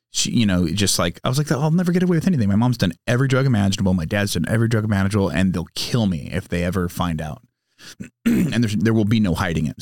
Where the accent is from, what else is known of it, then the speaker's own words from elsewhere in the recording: San Diego, California, United States; also born or lived in Sacramento, California; now in Temecula, United States; growing up in San Diego, having a lot of friends whose parents were in the Navy